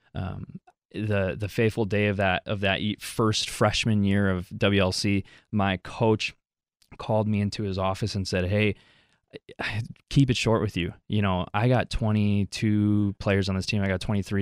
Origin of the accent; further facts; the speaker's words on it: Wisconsin, United States; also born or lived in Mexico City, Mexico; I grew up here in Wisconsin, for, for all my life